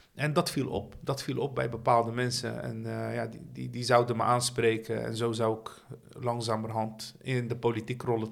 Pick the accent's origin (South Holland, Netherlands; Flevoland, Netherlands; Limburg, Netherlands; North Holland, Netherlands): South Holland, Netherlands; Rotterdam; ik ben opgegroeid in Dashaven